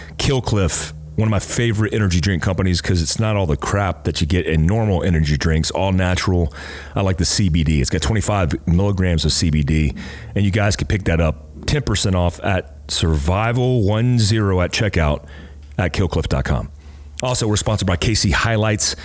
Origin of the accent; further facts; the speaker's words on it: Fort Ord, California, United States; moved away; I was born in Cali at Fort Ord